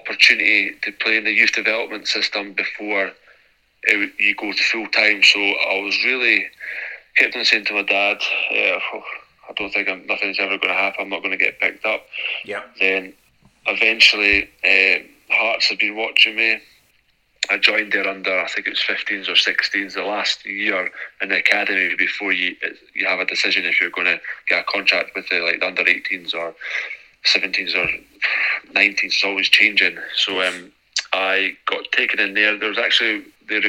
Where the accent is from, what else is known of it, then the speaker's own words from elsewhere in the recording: Edinburgh, Scotland, United Kingdom; moved away as an adult; born and bred in Edinburgh